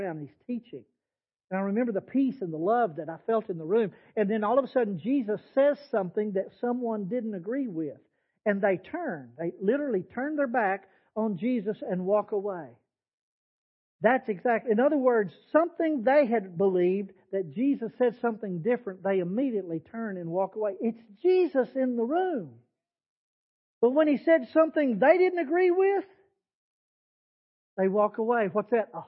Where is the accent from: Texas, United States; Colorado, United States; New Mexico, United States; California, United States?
Texas, United States; Texas Panhandle, United States; I was raised in the Panhandle of Texas where sandstorms are normal.